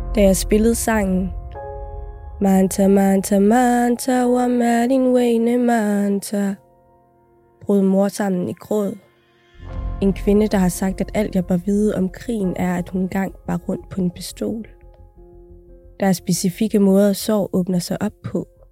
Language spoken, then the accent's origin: Danish; Aalborg, North Denmark Region, Denmark; also born or lived in Somalia; Jeg er fra Aalborg